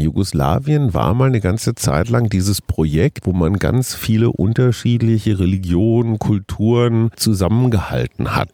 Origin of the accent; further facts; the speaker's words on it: Germany; für mich als Deutscher